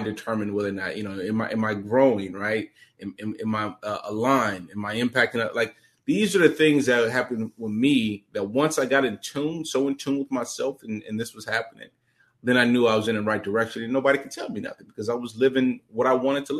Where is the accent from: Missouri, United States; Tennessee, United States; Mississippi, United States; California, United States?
Missouri, United States; St. Louis; I come from St. Louis, impoverished background, Never met my dad, you know, grew up in children's homes